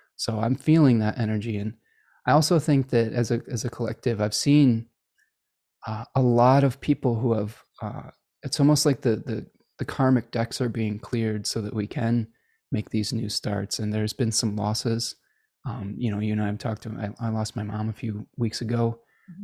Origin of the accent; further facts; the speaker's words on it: Chicago, Illinois, United States; accent: hard A's; I was born in Chicago, so I, I have some hard A's that come out every once in a while